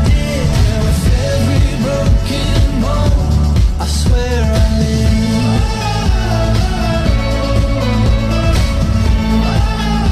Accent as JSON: {"language": "English", "region": "Wales", "country": "United Kingdom", "said": "I am Welsh and not an Englishman"}